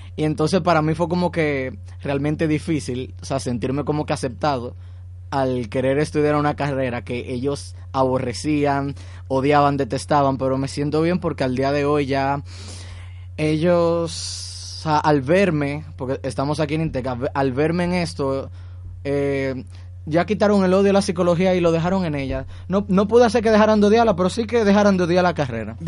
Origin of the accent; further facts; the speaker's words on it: Dominican Republic; nuestra eh, sociedad como dominicana